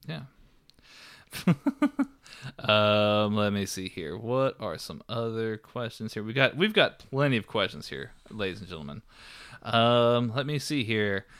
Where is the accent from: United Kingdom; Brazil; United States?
United States; Texas; we're from Texas